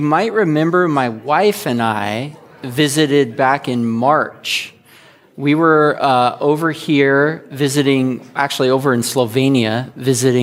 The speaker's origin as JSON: {"language": "English", "area": "the Northwest", "region": "Pacific Northwest", "country": "United States", "lives_now": "Astoria, United States", "said": "We're from the Northwest"}